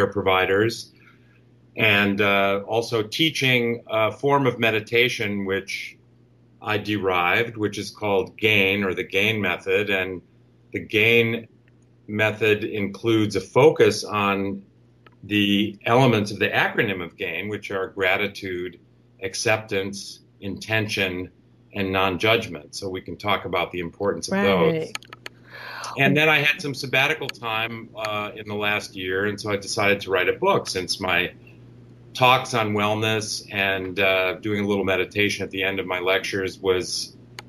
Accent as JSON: {"language": "English", "town": "Chicago", "region": "Illinois", "country": "United States", "moved": "yes", "lives_now": "Bay Area, United States", "said": "I'm from the Chicago area. I've been out on the West Coast in the Bay Area for many years"}